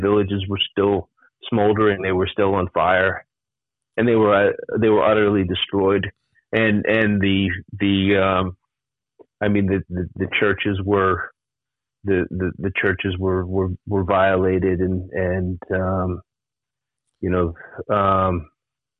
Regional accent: United States; moved away; also born or lived in Iraq; being the only American in a restaurant or a hotel

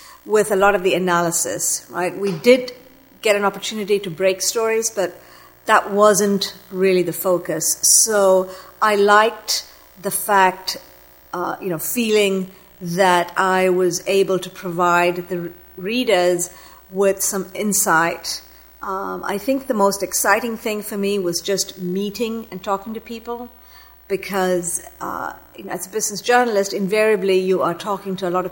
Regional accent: Malaysia; moved away as an adult; I'm of Sri Lankan descent, but I grew up in Malaysia

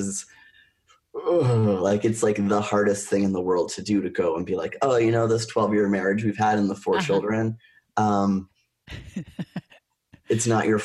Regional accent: Oshawa, Ontario, Canada; I was born in Oshawa, Ontario

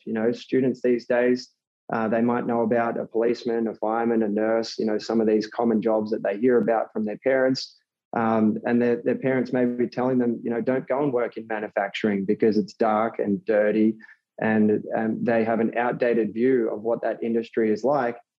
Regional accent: Australia; moved away as an adult; now in New York City, United States; I'm originally from Australia. So um, grew up over there and, and, moved to New York City three years ago

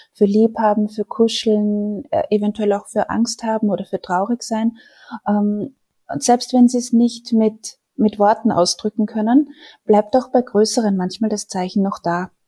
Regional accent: Austria; Bei uns in Österreich

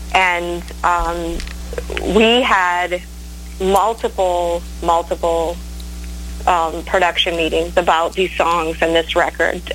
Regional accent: Maine, United States; moved away; also born or lived in Nashville; I'm from Maine. I don't know if you knew that about me, but I'm from Maine. I'm from the easternmost point in the United States

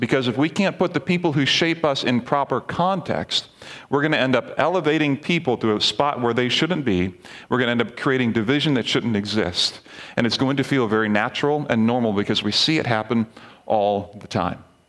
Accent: Barbados; moved away; when I was younger, growing up in the Caribbean, we had a missions team come from Lancaster Bible College to Barbados, where I was

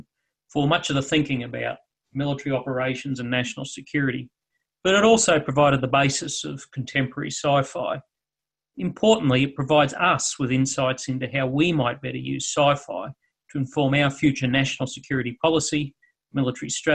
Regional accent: Australia; Mad Max series from my home country

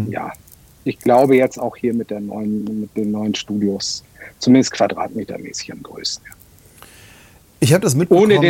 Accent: Munich, Bavaria, Germany; ich als Münchner habe das, hab das gerade gesagt

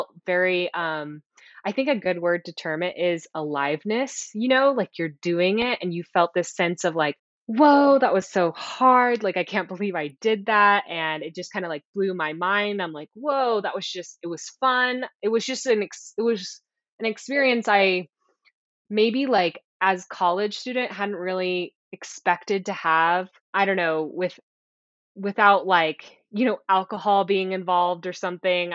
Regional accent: Texas, United States; I grew up in Texas

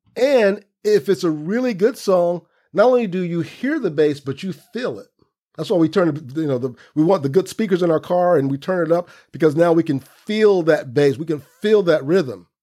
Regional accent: Central Florida, United States; moved away as an adult; also born or lived in New York; growing up in Central Florida with my dad

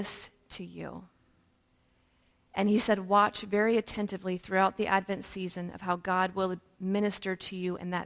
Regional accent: Woodland, Washington, United States; also born or lived in Ballard, Seattle, Washington; now in Texas, United States; I'm actually from the Northwest. I grew up in Woodland, Washington

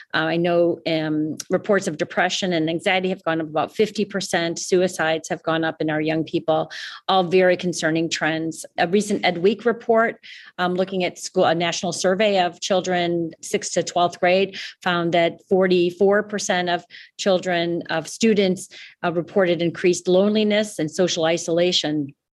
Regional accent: Chicago, Illinois, United States; now in Canada; I grew up in Chicago

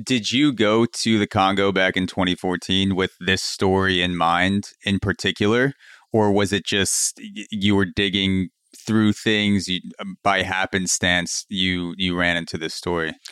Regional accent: United States; me being American and being, you know, growing up American-centric

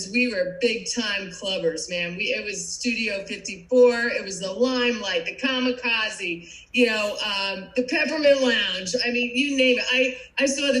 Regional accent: New Jersey, United States; moved away; you probably recognize my accent. I am not from Florida. I am a Jersey girl, and I grew up in a big Irish Catholic family right across the river from you guys and in New York City.

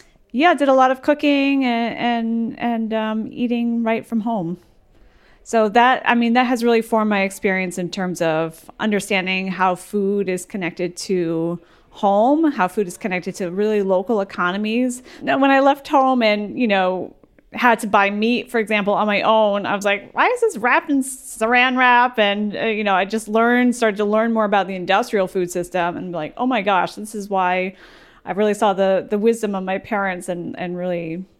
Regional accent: Petersburg, New York, United States; I grew up in Petersburg, New York, which is a super tiny little town up on a hill.

